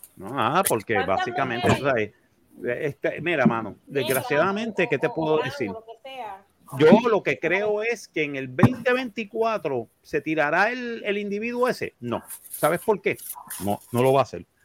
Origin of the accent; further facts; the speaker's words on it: Puerto Rico; Nosotros nacimos en una isla del Caribe